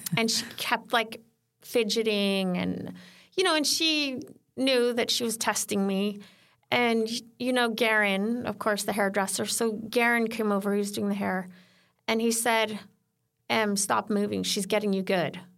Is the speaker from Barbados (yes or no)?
no; Sweden; moved away; also born or lived in California; I grew up in Sweden